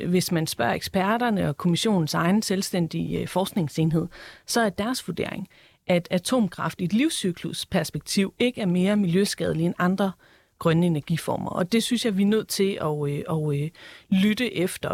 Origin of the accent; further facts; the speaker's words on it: Esbjerg, Southern Denmark, Denmark; jeg er selv fra Esbjerg